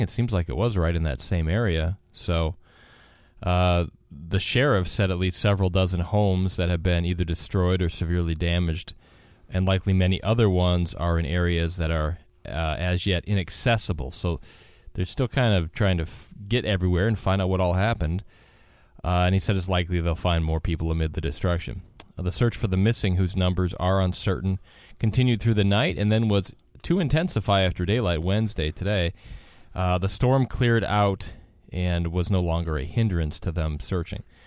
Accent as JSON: {"language": "English", "region": "Wisconsin", "country": "United States", "tie": "born or raised there", "moved": "yes", "said": "I grew up in Wisconsin"}